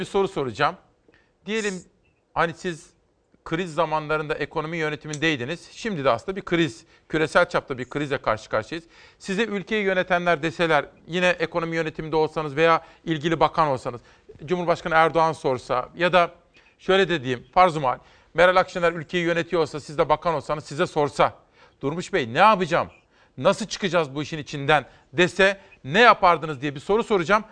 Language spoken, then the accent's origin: Turkish; Simav, Kütahya, Turkey; ben Simavlıyım